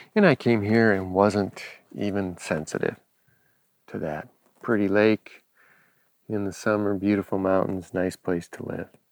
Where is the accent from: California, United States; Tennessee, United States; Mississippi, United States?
California, United States; Los Angeles; having grown up in Los Angeles